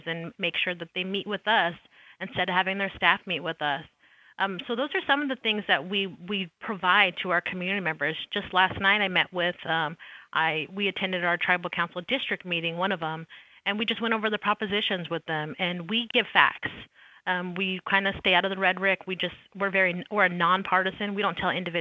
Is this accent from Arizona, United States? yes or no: yes; Arizona, United States; I'm from Arizona